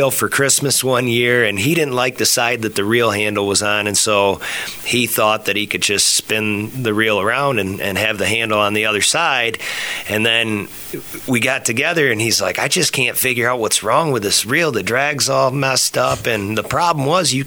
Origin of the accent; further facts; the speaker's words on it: Hudson, United States; I grew up in Hudson